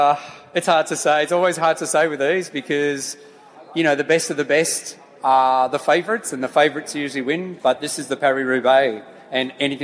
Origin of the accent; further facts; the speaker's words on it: Australia; accent: Aussie; also born or lived in Lille, France; I am an Australian. I was actually born in Lille a long, long time ago, and my parents immigrated to Australia in 1968. So it's been a while since we've been, so I've got a true Aussie accent.